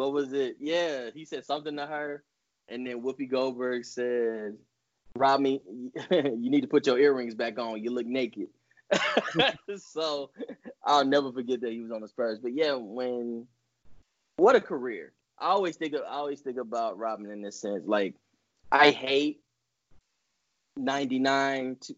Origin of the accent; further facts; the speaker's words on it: Dallas, Texas, United States; where I grew up in South Oak Cliff